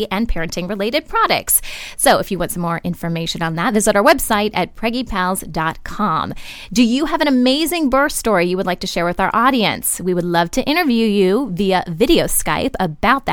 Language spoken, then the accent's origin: English; Ohio, United States; I'm actually from Ohio, too